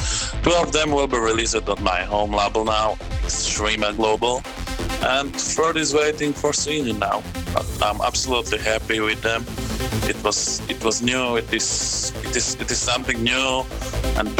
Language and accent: English; Bratislava, Bratislava Region, Slovakia; in Bratislava, in my hometown